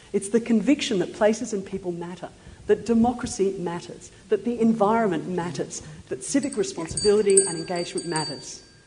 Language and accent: English; Queensland, Australia; I come from Queensland